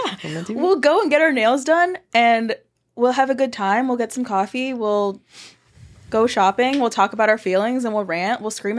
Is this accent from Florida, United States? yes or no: yes; Miami, Florida, United States; now in Pensacola, United States; I'm from Miami.